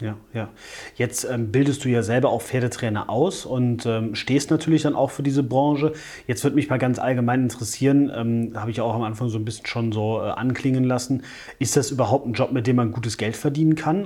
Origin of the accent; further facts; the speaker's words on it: Wachtberg, North Rhine-Westphalia, Germany; moved away; ich komme ursprünglich aus Wachtberg, das ist oberhalb von Bonn.